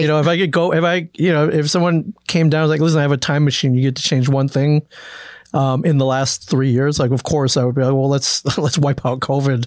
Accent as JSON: {"language": "English", "region": "Michigan", "country": "United States", "tie": "born or raised there", "also_born_or_lived": "Cleveland, Ohio", "said": "I grew up in Michigan"}